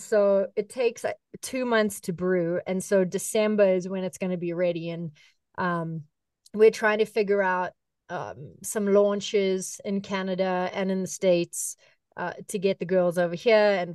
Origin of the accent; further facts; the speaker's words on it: South Africa; moved away; as a kid growing up in South Africa